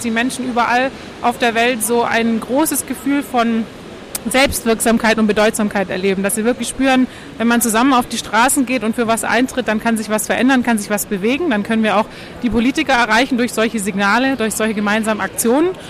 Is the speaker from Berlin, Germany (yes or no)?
yes; Berlin, Germany; Ich komme auch hier aus Berlin